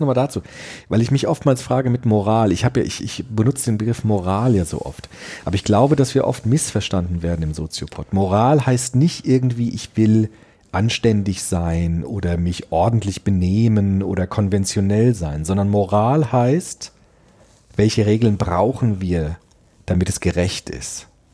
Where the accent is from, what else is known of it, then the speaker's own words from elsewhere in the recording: Frankfurt, Germany; in Frankfurt, meinem Heimatdorf